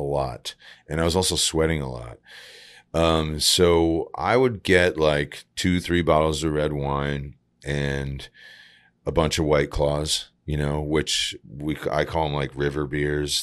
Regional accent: Groton, Connecticut, United States; moved away as an adult; also born or lived in San Francisco; Growing up in Groton, Connecticut, it's, what we had was empty parking lots

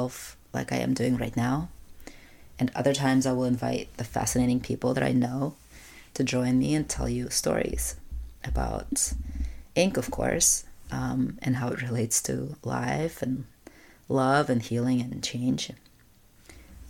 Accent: Russia; moved away; When I was growing up in Russia, I'm an only child

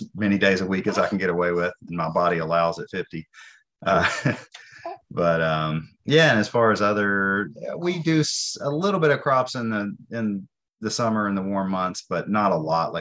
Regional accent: Nashville, Tennessee, United States; moved away as an adult; I grew up in Nashville in the city suburb

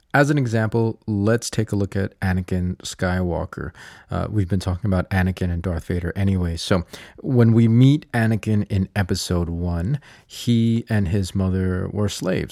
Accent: United States; I am Filipino. I am American.

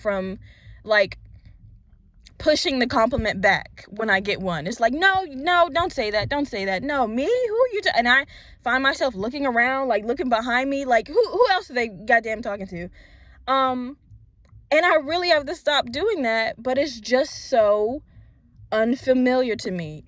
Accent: Virginia, United States; moved away as an adult; now in Florida, United States; I'm originally from Virginia, and I recently moved to Florida for job purposes.

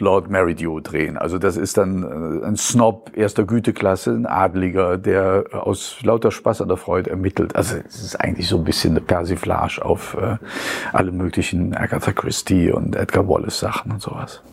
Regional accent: Mechernich, North Rhine-Westphalia, Germany; accent: Eifler Platt, Nordeifler ripuarisches Platt; moved away as an adult; also born or lived in Euskirchen / Schwerfen / Cologne; now in Hillesheim, Germany; ich bin in Euskirchen geboren und bin mit sieben Jahren nach Schwerfen gezogen und Schwerfen ist natürlich das zülpische Land, die Börde, das gehört schon fast zur Eifel. Und ich bin in Mechernich und Münstereifel aufgewachsen, zur Schule gegangen.

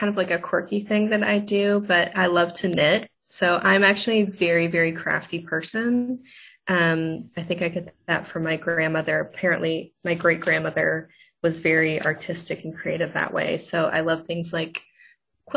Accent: Cobb County, Georgia, United States; I grew up in Cobb, but obviously was not alive during the 70s.

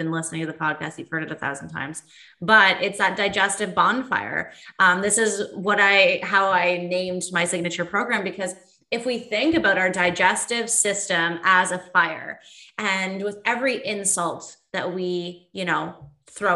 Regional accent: Northern Ontario, Canada; it's the Northern Ontario in me.

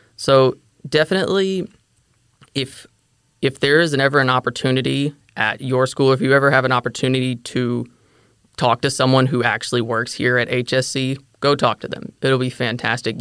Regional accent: DeSoto County, Mississippi, United States; moved away as an adult; also born or lived in Olive Branch, Mississippi; now in Fort Worth, United States; I grew up in DeSoto County, Mississippi.

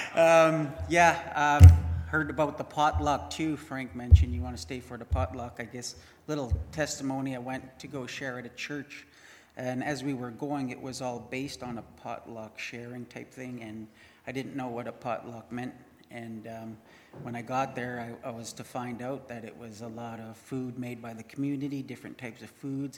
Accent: Winnipeg, Manitoba, Canada; I grew up in Winnipeg.

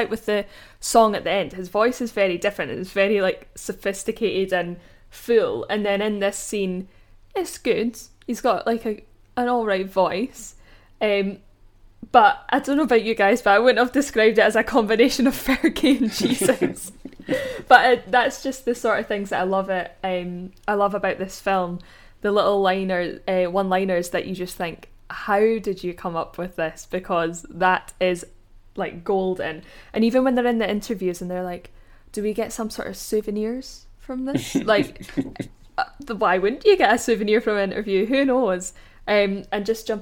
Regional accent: Scotland, United Kingdom; I'm Scottish

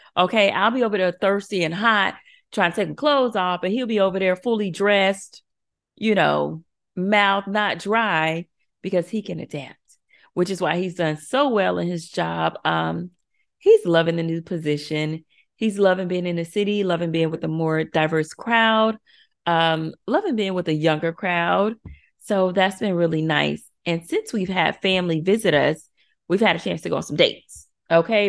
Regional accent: Florida, United States; moved away as an adult; now in Chicago, United States; I'm from Florida. We are from Florida. We are true Floridians.

